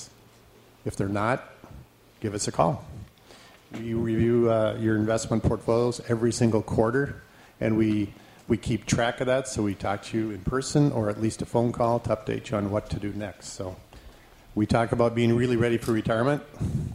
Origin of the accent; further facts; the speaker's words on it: Minot, North Dakota, United States; moved away as an adult; I grew up in Minot, North Dakota.